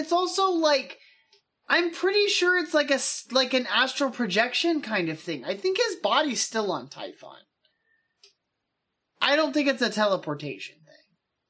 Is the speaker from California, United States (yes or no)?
yes; San Diego, California, United States; We are both from San Diego.